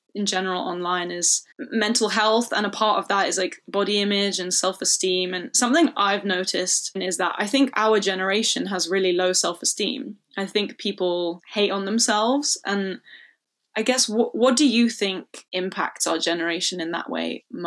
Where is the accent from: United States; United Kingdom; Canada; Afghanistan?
United Kingdom; London; I grew up in London, like it's very queer friendly.